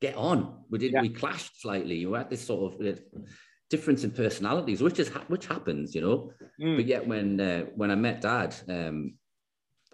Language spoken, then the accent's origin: English; Newcastle upon Tyne, North East England, United Kingdom; Newcastle, just, you know, little yeah, town yeah. in the northeast of England